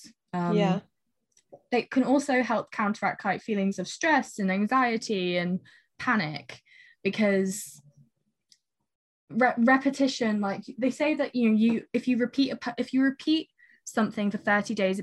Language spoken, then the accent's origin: English; United Kingdom; as British people